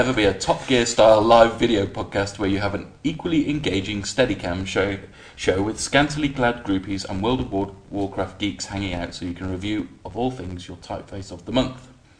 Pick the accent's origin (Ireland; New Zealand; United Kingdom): United Kingdom; Wales; being a Welshman